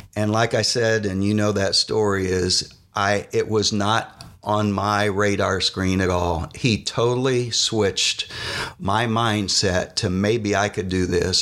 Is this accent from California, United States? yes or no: no; Yorktown, Indiana, United States; Ball State was close since we grew up in Yorktown